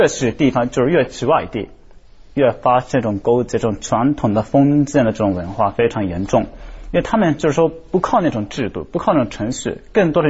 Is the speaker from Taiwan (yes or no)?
no; Izu, Shizuoka, Japan; Chinese is a second language; 伊豆，我是伊豆的，啊，我我不可能说我是伊豆人。